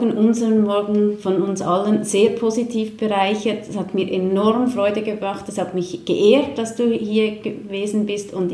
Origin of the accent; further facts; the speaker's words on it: Switzerland; aber eigentlich sind wir Schweizer schon sehr bünzlig, oder?